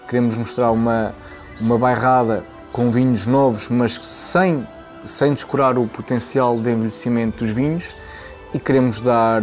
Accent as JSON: {"language": "Portuguese", "town": "Figueira da Foz", "region": "Centro", "country": "Portugal", "tie": "born or raised there", "also_born_or_lived": "Coimbra", "said": "Nasci em Coimbra, vivi a maior parte da, da minha vida na, na Figueira da Foz, portanto cresci com os vinhos daqui"}